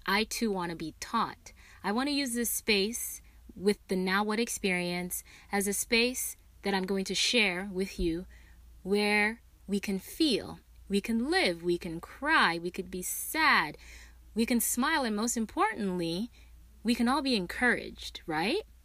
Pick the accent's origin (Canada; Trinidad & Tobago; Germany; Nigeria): Nigeria; now in United States; I was born and raised in Nigeria